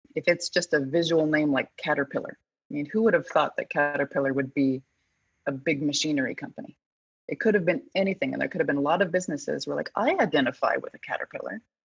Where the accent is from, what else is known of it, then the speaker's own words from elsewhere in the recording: Colorado, United States; I'm from Colorado.